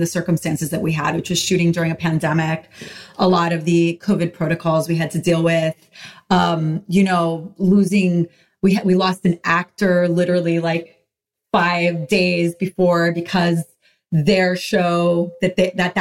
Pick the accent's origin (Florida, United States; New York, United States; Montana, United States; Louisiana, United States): New York, United States; New York City; growing up in Washington Heights, you know, living in like a walk-up, pre-war walk-up